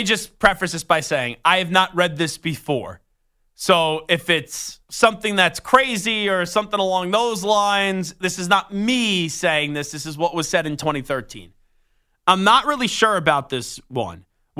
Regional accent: St. Louis, Missouri, United States; Full disclosure, I'm from St. Louis.

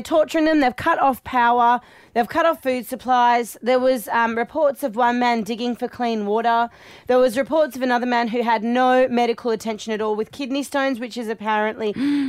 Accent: Australia; I don't want that to represent us as Australian people

